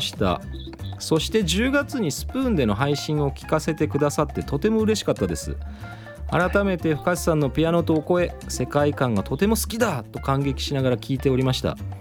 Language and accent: Japanese; Kochi, Japan; moved away; 田舎高知に帰った時